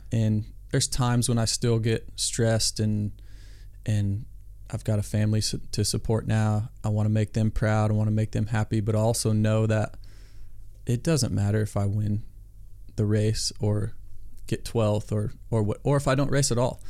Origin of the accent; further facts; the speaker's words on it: Iowa, United States; I grew up in Iowa